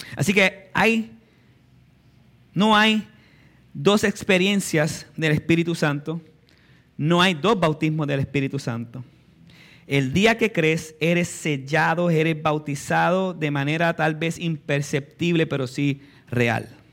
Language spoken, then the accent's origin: Spanish; Puerto Rico; nacimos en Puerto Rico